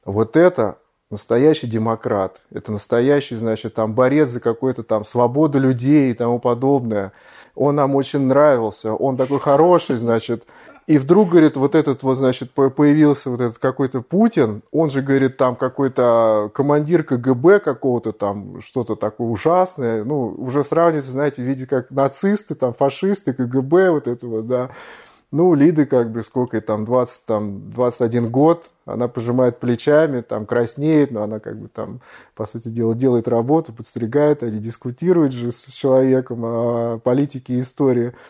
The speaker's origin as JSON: {"language": "Russian", "country": "Russia", "moved": "yes", "said": "мы из России"}